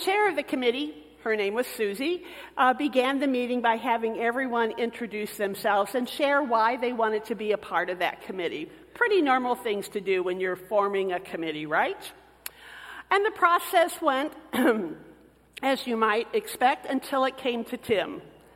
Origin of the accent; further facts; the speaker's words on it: Michigan City, Indiana, United States; moved away as an adult; also born or lived in Texas; I came from the Hoosier State, where basketball was king.